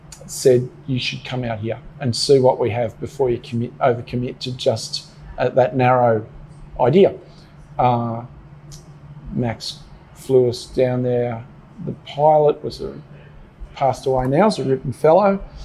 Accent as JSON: {"language": "English", "country": "Australia", "tie": "born or raised there", "moved": "yes", "lives_now": "Melbourne, Australia", "said": "And I grew up on the Murray where, you know, browned off in October through November, and by Christmas there wasn't much to eat."}